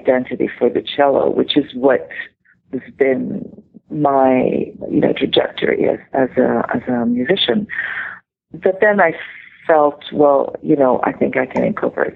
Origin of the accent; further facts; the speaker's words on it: Israel; now in New York, United States; my growing up in the Middle East